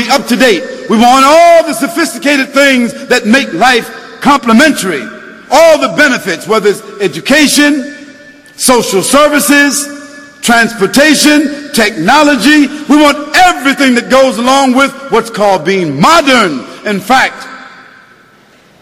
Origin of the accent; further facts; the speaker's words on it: United States; I'm an American, but I'm a Muslim first.